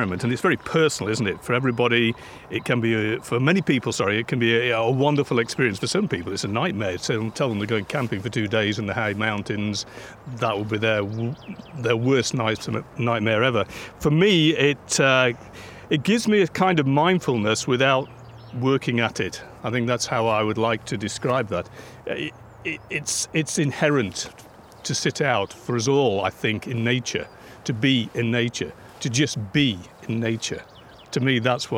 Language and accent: English; Peak District, East Midlands, United Kingdom; now in Cairngorms, Scotland, United Kingdom; I grew up in the Peak District, in the national park there.